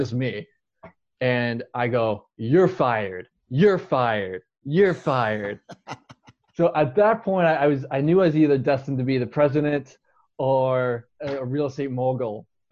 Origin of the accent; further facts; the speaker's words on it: Tempe, Arizona, United States; I'm born and raised in Tempe, Arizona